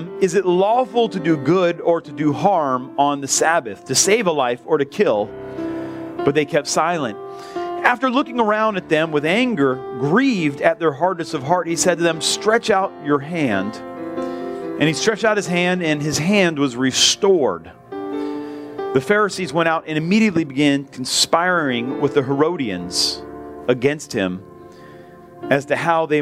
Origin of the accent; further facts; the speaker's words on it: United States; I'm American